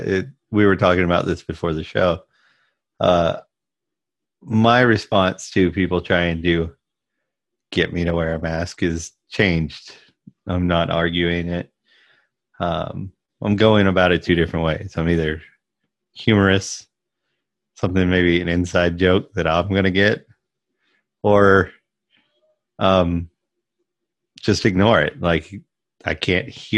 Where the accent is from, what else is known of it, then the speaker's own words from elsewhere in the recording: Southeast, United States; I grew up in the Southeast